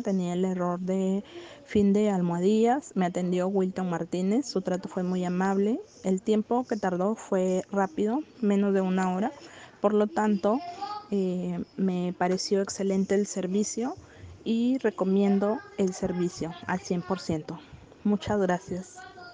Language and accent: Spanish; Peru; soy del país de Perú